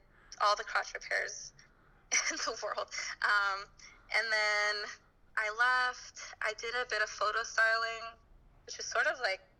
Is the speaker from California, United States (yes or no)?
yes; Antioch, California, United States; now in Alameda, United States; everybody says like we're in the Bay Area, but I grew up 30 miles or so from San Francisco itself in this little shithole called Antioch.